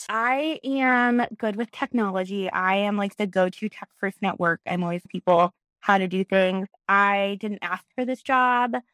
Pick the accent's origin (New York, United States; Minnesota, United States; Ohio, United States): Ohio, United States; Springfield; moved away as an adult; now in Columbus, United States; I am in Columbus, Ohio. I'm originally from Springfield, Ohio, and then I moved here after college.